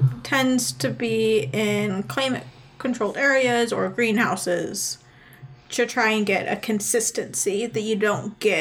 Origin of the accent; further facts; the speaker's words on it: Sams Valley, Oregon, United States; now in Missouri, United States; So I'm from Southern Oregon, which is an hour and a half drive from to the coast and a 45-minute drive to California.